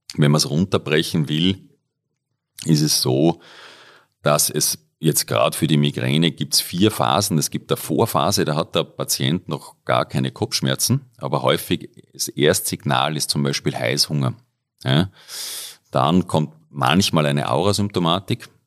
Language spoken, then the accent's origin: German; Upper Austria, Austria; moved away as an adult; now in Innsbruck, Austria; ich komme ursprünglich aus Oberösterreich, äh, bin dort aufgewachsen, dort da zur Schule gegangen